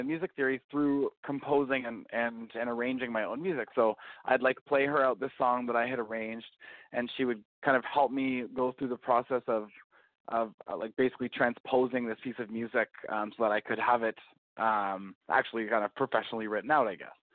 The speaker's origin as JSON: {"language": "English", "town": "Calgary", "region": "Alberta", "country": "Canada", "tie": "born or raised there", "said": "growing up in Calgary"}